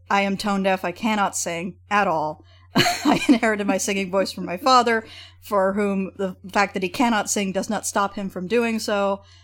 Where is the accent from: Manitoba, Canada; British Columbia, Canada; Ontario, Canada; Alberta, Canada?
Alberta, Canada; Edmonton; my hometown, Edmonton